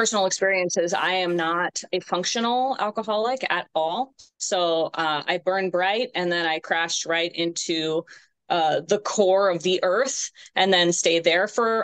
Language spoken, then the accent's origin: English; California, United States; moved away as an adult; now in Virginia, United States; I'm originally from California, and I moved up here to Virginia in 2014 for my job